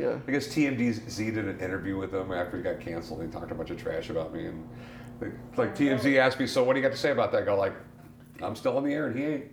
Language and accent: English; San Diego, California, United States; also born or lived in North Carolina; I grew up in San Diego. Yeah. You know, I was born in North Carolina. My dad was in the Navy. Got transferred to San Diego when I was yeah. like two. Grew up there.